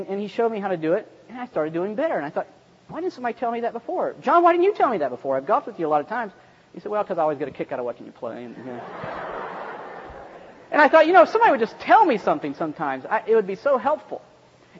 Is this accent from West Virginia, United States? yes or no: yes; West Virginia, United States; I'm from West Virginia. We don't even have enough flat land to play golf